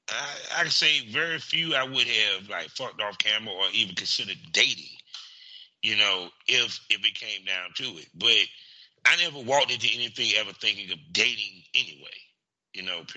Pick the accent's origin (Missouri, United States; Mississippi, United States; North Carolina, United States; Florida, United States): North Carolina, United States; I'm from North Carolina